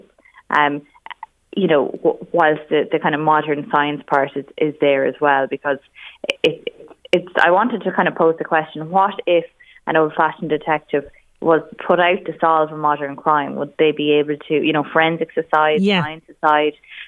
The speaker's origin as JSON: {"language": "English", "town": "Navan", "region": "County Meath", "country": "Ireland", "said": "I'm from Navan myself."}